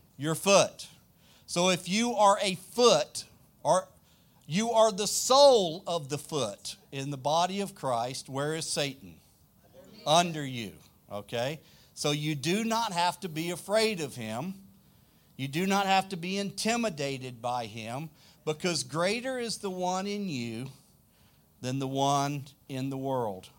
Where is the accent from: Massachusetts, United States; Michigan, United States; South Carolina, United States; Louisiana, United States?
Louisiana, United States; South; accent: deep south; I'm from South Louisiana, way south. We say y'all